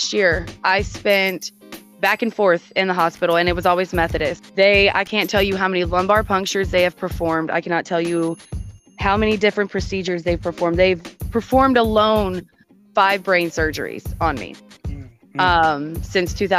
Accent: Houston, Texas, United States; moved away; that's where I'm from

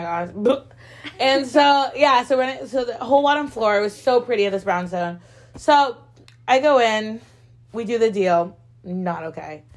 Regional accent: Connecticut, United States; I'm from Connecticut

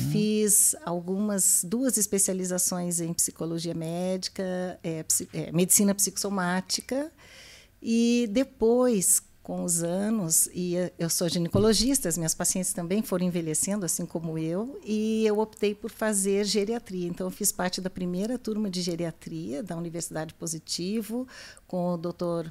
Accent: Lages, Santa Catarina, Brazil; eu nasci em Santa Catarina, em Lages

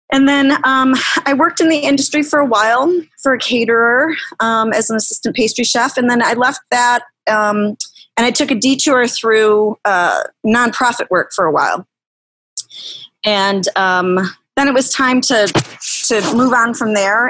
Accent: River Forest, Illinois, United States; now in Riverside, United States; I grew up in River Forest.

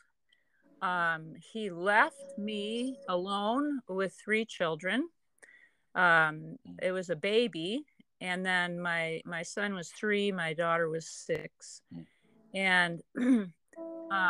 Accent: Deerfield, Illinois, United States; I was raised in Deerfield, where Jim went to seminary

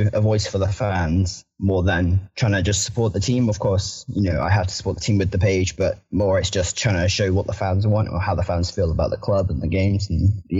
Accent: Southampton, South East England, United Kingdom; I currently don't live in Southampton. I live in a little close. I'm more closer to Bournemouth than I am to Southampton, but I was born in Southampton, but I only go there for the games now.

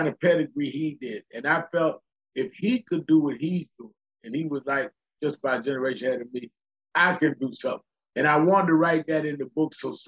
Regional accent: New York City, New York, United States; also born or lived in Queens; I was born and raised in Brooklyn

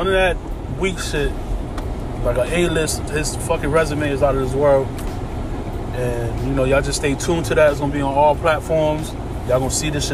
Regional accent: Connecticut, United States; I'm from Connecticut

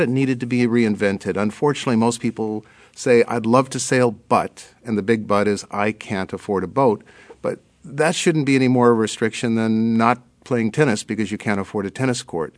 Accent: Hawaiian Islands, United States; now in Berkeley, United States; I grew up in the Hawaiian Islands

